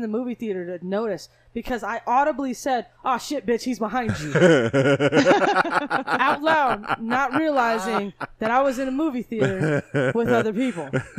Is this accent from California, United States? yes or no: yes; Rialto, California, United States; I'm from Rialto.